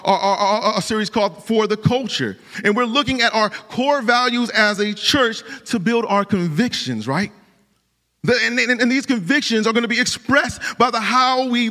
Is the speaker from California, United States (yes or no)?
no; Cleveland, Ohio, United States; moved away; I'm from Cleveland, Ohio.